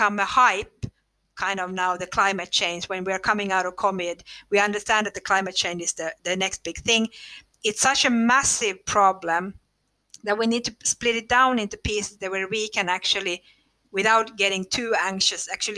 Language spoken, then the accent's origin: English; Finland; English is a second language; And then we found it in Finland, of all places, which is funny because we are from Finland.